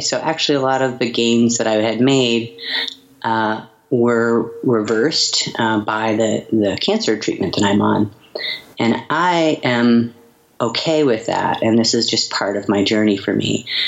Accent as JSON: {"language": "English", "region": "Montana", "country": "United States", "tie": "born or raised there", "also_born_or_lived": "Seattle", "moved": "yes", "lives_now": "Portland, United States", "said": "my hometown in Montana"}